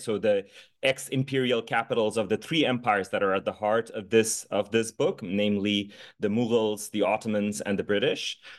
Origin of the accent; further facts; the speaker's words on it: Dhaka, Dhaka Division, Bangladesh; moved away as an adult; I was born and raised in the capital city of Bangladesh, in Dhaka